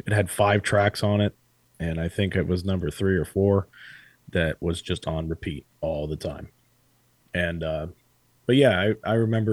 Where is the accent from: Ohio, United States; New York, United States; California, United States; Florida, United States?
Florida, United States; Cape Coral; moved away as an adult; also born or lived in North Carolina; I was born and raised in Cape Coral